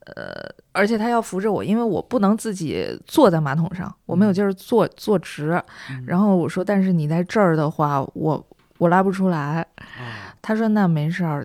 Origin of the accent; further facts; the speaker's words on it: Northeast China, China; moved away; also born or lived in Shanghai; 我是东北人嘛，我在上海吃东西，饮食，嗯，不是很习惯